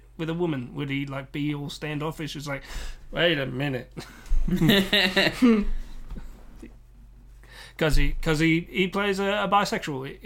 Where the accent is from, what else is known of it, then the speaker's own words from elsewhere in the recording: Australia; accent: Australian; my Australian accent